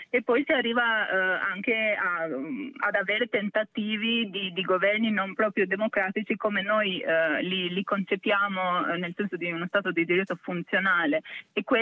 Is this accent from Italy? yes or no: no; Albania; da albanese in questo caso direi che anche la questione del Kosovo è un'interpretazione chiara di cosa significa normalizzazione